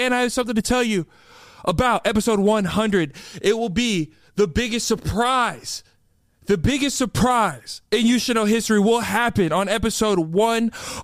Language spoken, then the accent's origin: English; Austin, Texas, United States; my hometown where the You Should Know podcast started, Austin, Texas